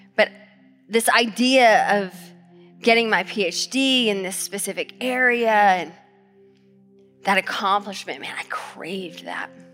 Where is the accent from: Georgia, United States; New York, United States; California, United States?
Georgia, United States; now in Tacoma, United States; I grew up in Georgia.